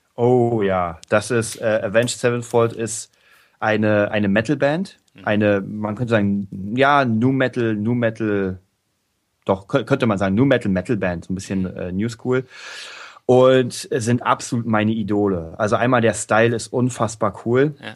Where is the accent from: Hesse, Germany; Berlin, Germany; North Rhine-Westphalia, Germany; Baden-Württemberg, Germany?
Berlin, Germany; Berlin, mein, meine die Hauptstadt Deutschlands, meine, meine Heimatstadt.